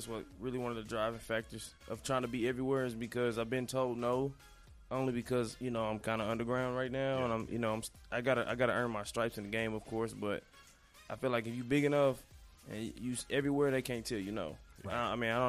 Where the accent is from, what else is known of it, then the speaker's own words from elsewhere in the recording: Cedar Hill, Texas, United States; also born or lived in Dallas; I was actually born right down the street. Okay. At the hospital right off Wheatland. Okay. Okay. Yeah. And then I kind of bounced around a little bit, but I pretty much say I'm from Cedar Hill.